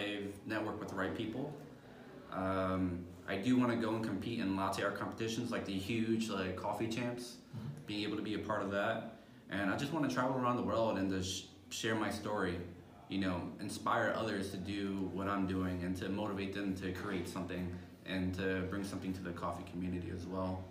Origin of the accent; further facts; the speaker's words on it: Philadelphia, Pennsylvania, United States; moved away as an adult; It's my hometown